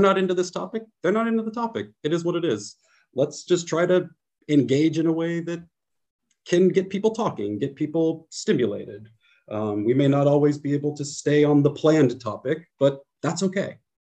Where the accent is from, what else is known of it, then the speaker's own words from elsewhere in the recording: San Francisco Bay Area, California, United States; moved away as an adult; now in Poland; I'm from the San Francisco Bay Area, where I'm really from is like a very quiet, safe place